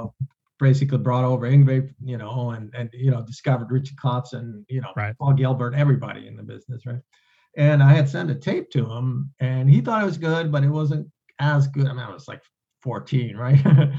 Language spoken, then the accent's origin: English; Sweden; now in United States; I came over from Sweden